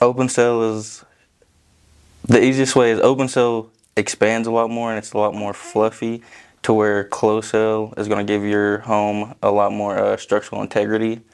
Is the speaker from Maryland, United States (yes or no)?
no; Vian, Oklahoma, United States; Vian, Oklahoma